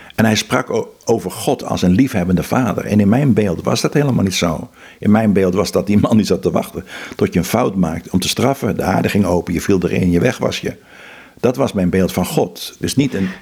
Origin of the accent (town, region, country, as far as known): Netherlands; also born or lived in Philippines